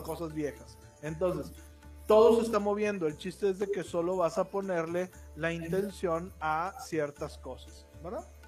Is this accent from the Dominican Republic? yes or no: no; Mexico; yo soy mexicano.